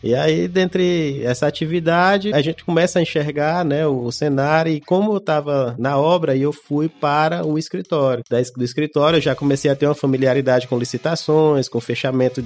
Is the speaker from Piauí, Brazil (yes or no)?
yes; Teresina, Piauí, Brazil; Eu sou de Teresina desde que nasci